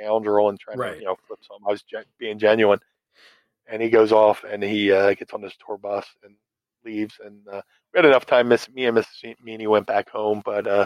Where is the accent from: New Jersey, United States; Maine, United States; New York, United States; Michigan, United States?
New Jersey, United States; Atlantic City; growing up in Atlantic City, you kind of get the spidey senses